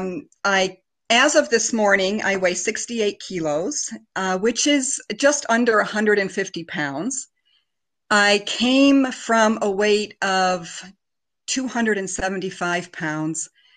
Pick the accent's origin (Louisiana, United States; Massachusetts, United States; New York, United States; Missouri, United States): New York, United States; a very small town outside of Rochester; moved away as an adult; now in Germany; I was born in the States, though, and I grew up in a very small town outside of Rochester, New York